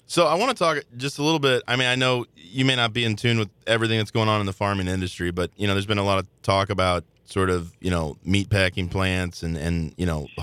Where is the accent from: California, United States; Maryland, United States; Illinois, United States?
Illinois, United States; Belleville; Growing up in Belleville, farm is in Millstadt